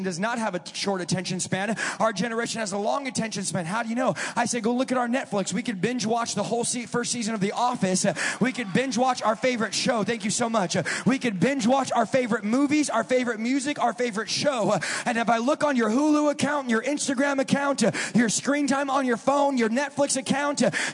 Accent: California, United States; now in Wisconsin, United States; I'm from California.

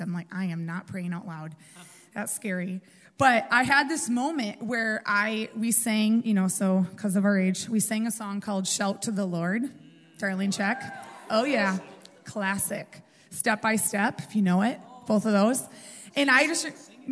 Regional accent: Red Wing, Minnesota, United States; I grew up in Red Wing, Minnesota

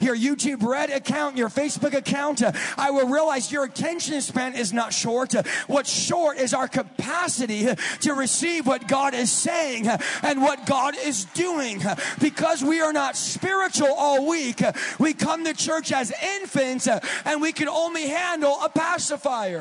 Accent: California, United States; now in Wisconsin, United States; I'm from California.

